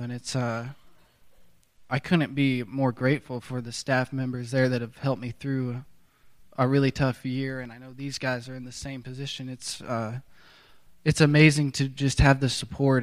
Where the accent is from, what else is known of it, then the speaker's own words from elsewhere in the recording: Tulsa, Oklahoma, United States; I'm from Tulsa, Oklahoma